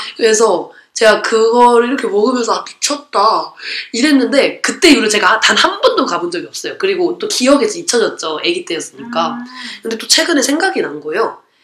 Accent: Gwangmyeong, Gyeonggi Province, South Korea; 광명에 살았으니까

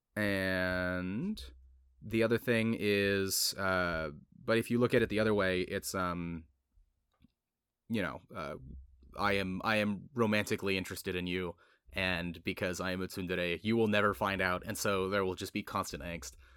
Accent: United States; as an American growing up culturally American

